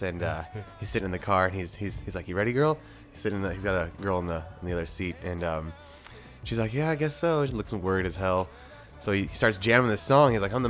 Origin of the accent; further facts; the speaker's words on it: Dallas, Texas, United States; also born or lived in Austin, Texas; I am from Dallas, Texas, originally.